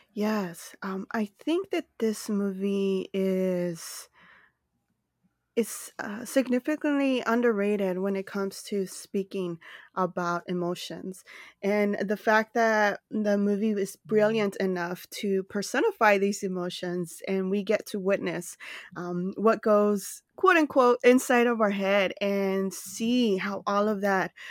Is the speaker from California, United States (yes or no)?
yes; Los Angeles, California, United States; I reside in Los Angeles, California, which is also my hometown